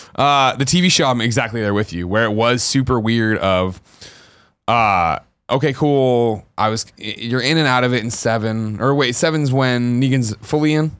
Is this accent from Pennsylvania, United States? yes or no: no; Glen Ellyn, Illinois, United States; moved away; I'm from Glen Ellen